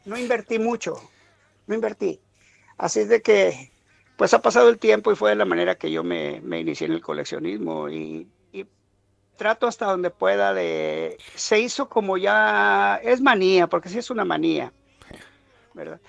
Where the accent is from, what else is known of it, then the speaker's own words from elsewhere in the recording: Monterrey, Nuevo León, Mexico; now in United States; yo soy originario de Monterrey, México